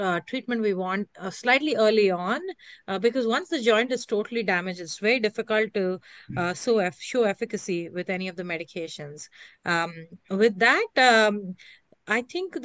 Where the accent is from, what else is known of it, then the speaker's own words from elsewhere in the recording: New York, United States; I'm from New York, but not right now in San Diego